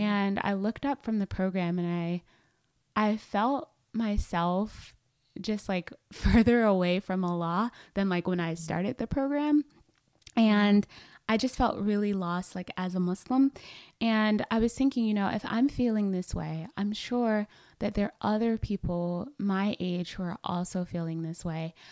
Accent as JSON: {"language": "English", "town": "Atlanta", "region": "Georgia", "country": "United States", "said": "I'm from Atlanta, Georgia, and that's where I live now with my husband"}